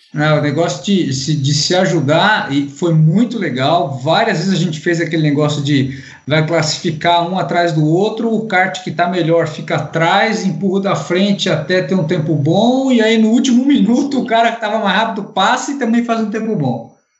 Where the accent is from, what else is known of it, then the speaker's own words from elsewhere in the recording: Brazil; sou brasileiro